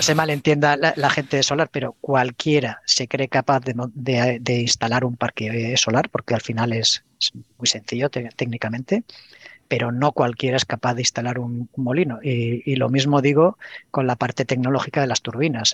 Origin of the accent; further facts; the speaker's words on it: Pamplona, Navarre, Spain; moved away as an adult; also born or lived in Madrid; Yo soy de Pamplona, yo estaba trabajando en Madrid y, quería volverme a Pamplona